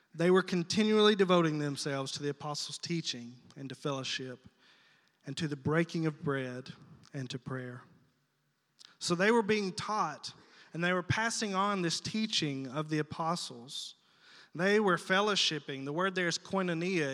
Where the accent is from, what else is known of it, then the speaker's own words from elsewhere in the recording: South Arkansas, United States; moved away; I'm from South Arkansas, okay? So I got this vocabulary in me that's not common to all men